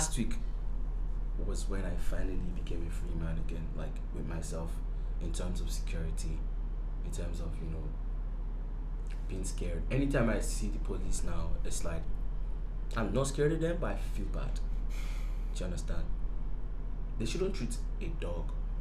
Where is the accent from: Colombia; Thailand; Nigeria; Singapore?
Nigeria; I'm a Nigerian, I'm a citizen